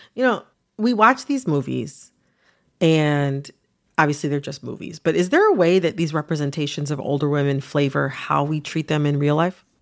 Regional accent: United States; I'm Black, I'm American

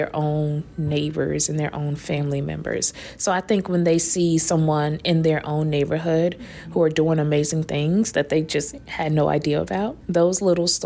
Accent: Raleigh, North Carolina, United States; I'm from Raleigh, North Carolina

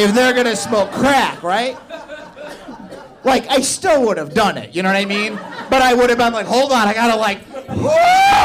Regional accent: Indiana, United States; now in Chicago, United States; I'm from Indiana

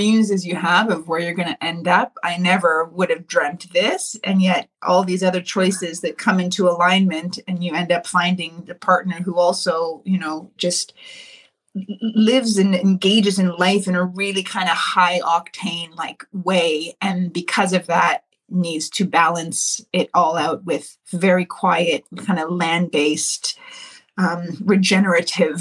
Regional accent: Ontario, Canada; me and my sisters, we grew up here in Ontario

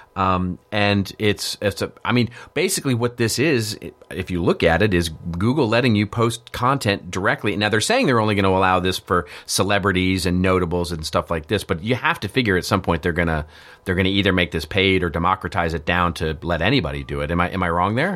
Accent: Texas, United States; I grew up in Texas.

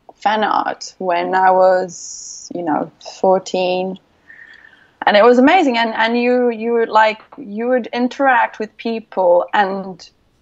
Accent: Brazil; English is a second language; moved away as an adult; also born or lived in United Kingdom; my hometown in Brazil

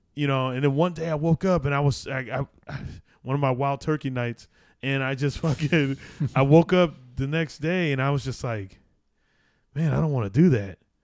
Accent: Arizona, United States; I grew up in Arizona

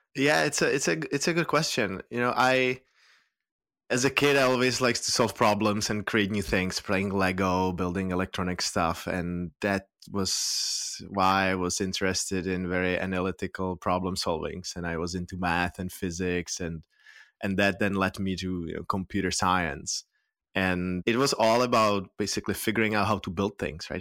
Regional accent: Prague, Czechia; moved away as an adult; now in San Francisco Bay Area, United States; I'm from Prague, the Czech Republic, born and raised there, but I've lived here in in San Francisco Bay Area for the past 13 years.

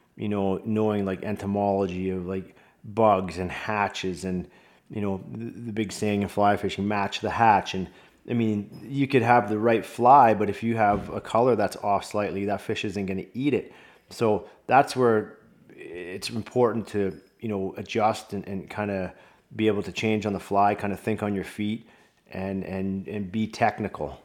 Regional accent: Vancouver, British Columbia, Canada; also born or lived in Michigan; my hometown, Vancouver Canucks

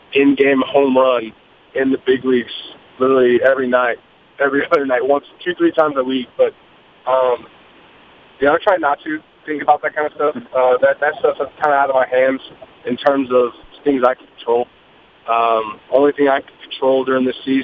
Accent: Katy, Texas, United States; the community that I grew up in, I claim as like my hometown out in Katy

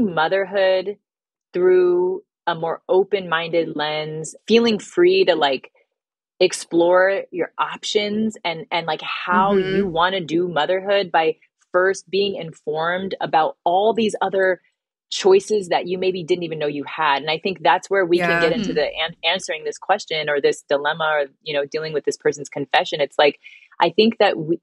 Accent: Bay Area, California, United States; moved away as an adult; also born or lived in New York; I'm from a small town in the Bay Area

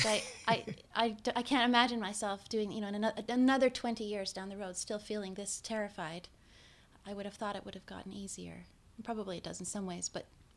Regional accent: Victoria, British Columbia, Canada; also born or lived in Terrace, British Columbia; I actually was born in Terrace, but I grew up in Victoria.

